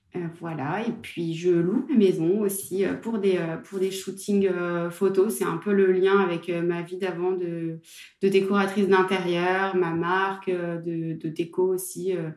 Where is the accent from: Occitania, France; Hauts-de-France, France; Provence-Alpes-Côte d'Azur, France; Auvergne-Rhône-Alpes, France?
Auvergne-Rhône-Alpes, France; Saint-Étienne; moved away as an adult; also born or lived in Aix-en-Provence; je suis de Saint-Etienne